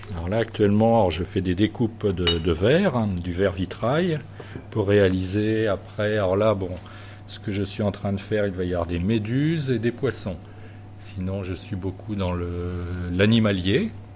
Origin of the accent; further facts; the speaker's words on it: Chartres, Centre-Val de Loire, France; moved away as an adult; now in La Roche-Bernard, France; on vient de Chartres en Eure-et-Loire